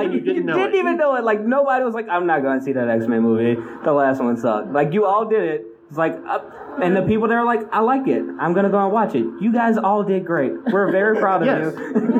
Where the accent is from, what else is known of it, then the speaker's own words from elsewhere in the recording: New Orleans, Louisiana, United States; I am from New Orleans